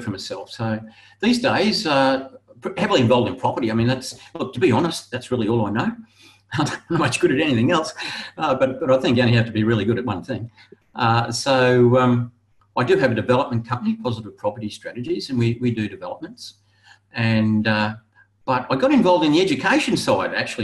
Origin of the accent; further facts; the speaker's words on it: Brisbane, Queensland, Australia; also born or lived in Gold Coast; I was born in Brisbane. I moved to the Gold Coast to make my fortune.